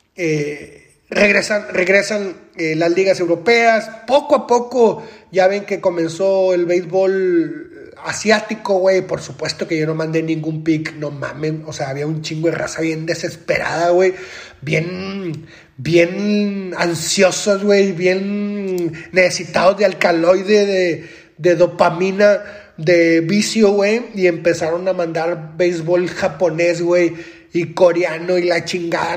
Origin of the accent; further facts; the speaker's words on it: Monterrey, Nuevo León, Mexico; yo soy de Monterrey, Nuevo León